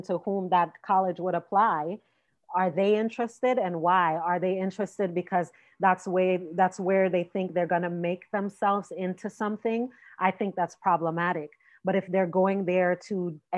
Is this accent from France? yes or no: no; Jamaica; I'm Jamaican